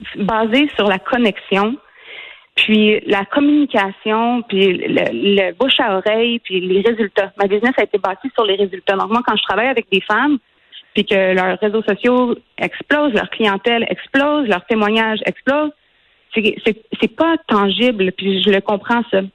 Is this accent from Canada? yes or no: yes; Quebec, Canada; Moi, je suis québécoise